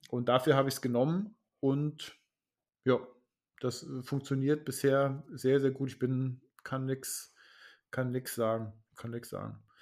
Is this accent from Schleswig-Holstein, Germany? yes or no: yes; Schleswig-Holstein, Germany; bei uns in Schleswig-Holstein, ich weiß nicht, wie es bei euch in Baden-Württemberg ist